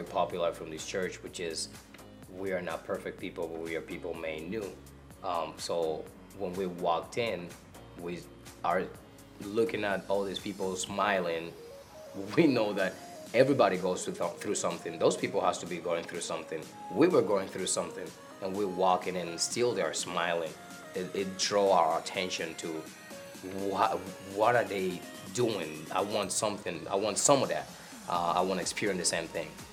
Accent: Dominican Republic; moved away as an adult; now in Kenosha, United States; I'm from the Dominican Republic. I got here to this country 8 years ago with my wife and my kids

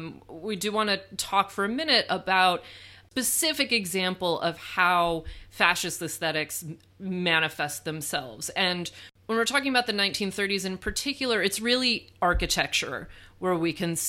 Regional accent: Michigan, United States; born or raised there

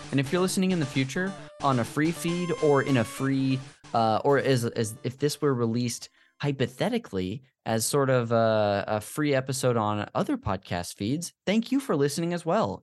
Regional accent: Modesto, California, United States; this church we went to growing up in Modesto

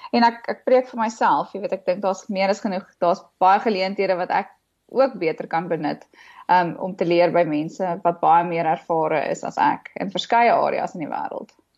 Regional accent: Johannesburg, Gauteng, South Africa; ek het in Johannesburg groot geword

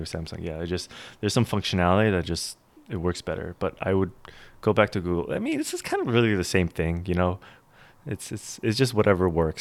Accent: New York, United States; I grew up in New York

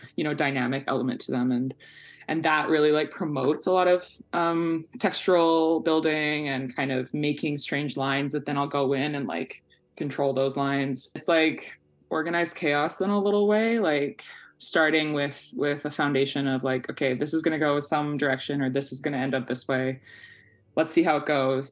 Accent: Victoria, British Columbia, Canada; now in Vancouver, Canada; I currently live in so called Vancouver, but I'm originally from uh, so called Victoria

